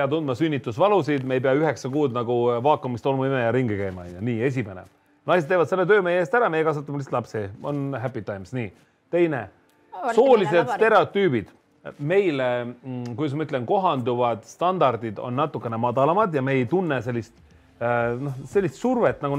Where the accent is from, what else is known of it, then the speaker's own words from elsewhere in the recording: Saare County, Estonia; ma olen saarlane, jah.